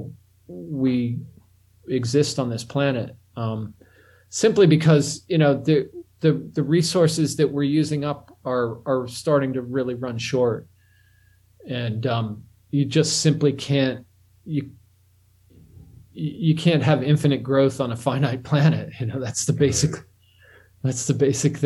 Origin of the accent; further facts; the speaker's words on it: Pittsburgh, Pennsylvania, United States; moved away; also born or lived in New Orleans / Tokyo; I grew up my early years in Pittsburgh, and then I went to New Orleans and Tokyo